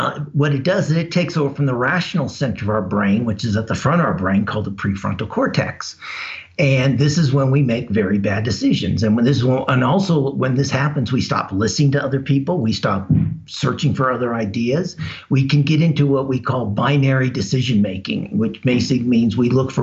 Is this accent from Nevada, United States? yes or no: yes; Las Vegas, Nevada, United States; I grew up in Las Vegas.